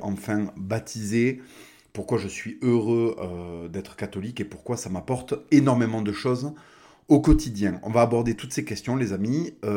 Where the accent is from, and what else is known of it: France